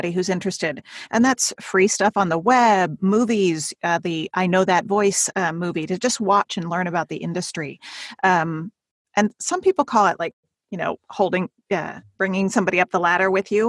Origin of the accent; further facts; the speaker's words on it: California, United States; moved away; also born or lived in Seattle; I'm from California